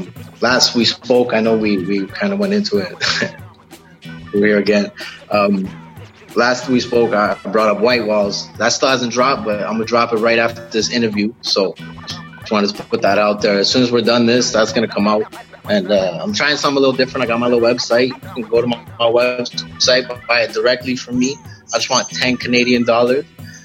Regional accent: Malton, Ontario, Canada; I'm originally from Malton, which is like, when you get to Toronto, you land in Malton, basically. It's like the area around the airport.

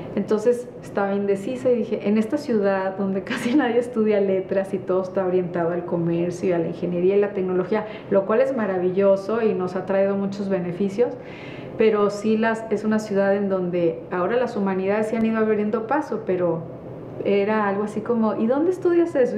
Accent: northern Mexico, Mexico; nosotros los norteños

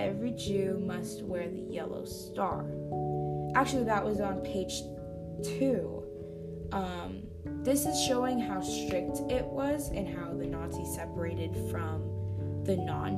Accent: California, United States; I am from California

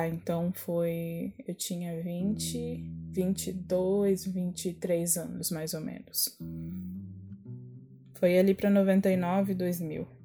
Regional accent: São Caetano do Sul, São Paulo, Brazil; born there; Eu nasci em São Caetano do Sul há 44 anos atrás

